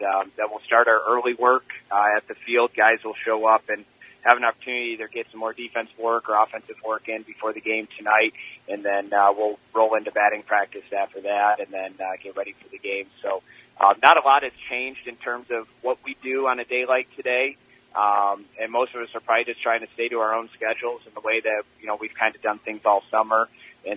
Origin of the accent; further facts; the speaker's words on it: Michigan, United States; we're from Michigan